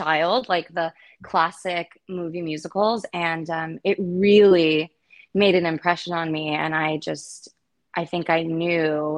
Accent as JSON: {"language": "English", "town": "Largo", "region": "Florida", "country": "United States", "tie": "born or raised there", "said": "my hometown. It was called 8 o'clock Theater in Largo, Florida"}